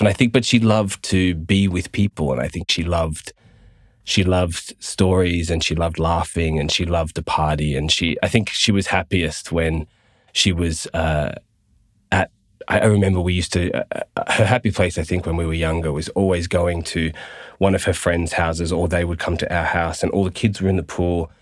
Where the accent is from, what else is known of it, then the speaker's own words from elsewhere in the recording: Gold Coast, Queensland, Australia; we moved down to the Gold Coast, uh, and I, I, did all my schooling and stuff there with mum and my brother.